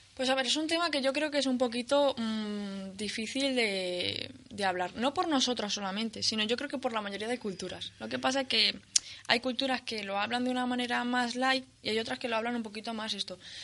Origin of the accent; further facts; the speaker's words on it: Spain; yo creo que no dejo de ser lo que soy española